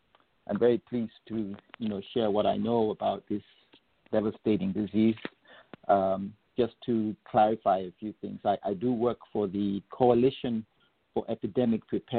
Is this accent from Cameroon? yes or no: no; Gambia; also born or lived in England, United Kingdom; So I grew up in England for the first 10 years of my life. And then I spent my high school years in Gambia.